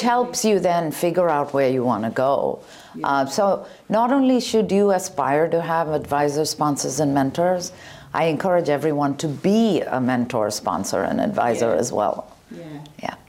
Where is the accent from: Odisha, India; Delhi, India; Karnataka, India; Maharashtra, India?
Karnataka, India; Bangalore; moved away; When I was younger, I grew up in India in Bangalore.